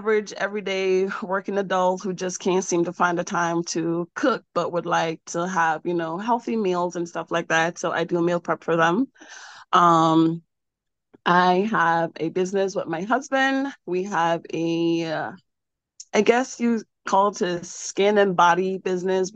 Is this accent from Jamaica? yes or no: yes; Jamaica; I was born and raised in Jamaica.